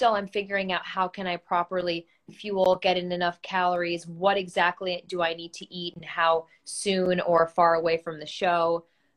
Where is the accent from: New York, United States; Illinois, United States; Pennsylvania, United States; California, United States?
New York, United States; Great Neck; born and raised in Great Neck, New York, in Long Island